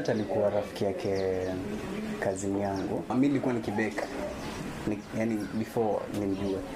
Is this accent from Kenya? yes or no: yes; Likoni, Mombasa County, Kenya; Nimetoka maeneo ya Likoni.